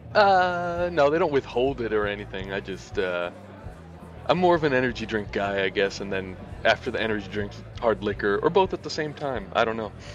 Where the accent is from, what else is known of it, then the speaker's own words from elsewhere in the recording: Miami, Florida, United States; also born or lived in Louisiana; now in Vancouver, Canada; I was born in Louisiana but grew up in Miami